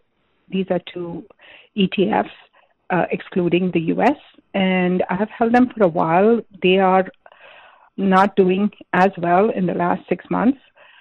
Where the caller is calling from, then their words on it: Arlington, Virginia, United States; I'm calling from Arlington, Virginia.